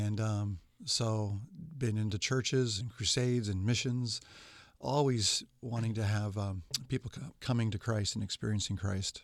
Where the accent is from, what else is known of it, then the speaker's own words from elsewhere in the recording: West Coast, United States; also born or lived in Bakersfield, California; now in Kansas City, United States; I was raised on the West Coast